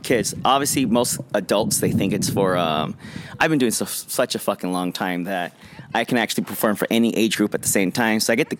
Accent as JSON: {"language": "English", "town": "Los Angeles", "region": "California", "country": "United States", "tie": "born or raised there", "said": "I grew up in Watts, in a very shitty place"}